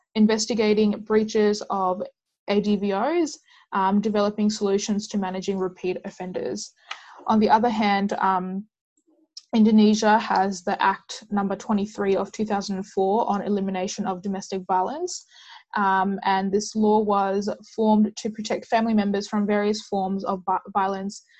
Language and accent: English; Perth, Western Australia, Australia; I'm a student from Perth, Western Australia